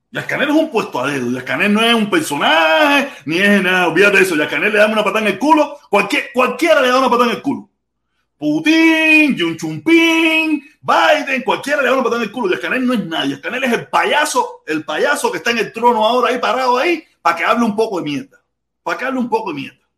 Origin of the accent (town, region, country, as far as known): Cuba; moved away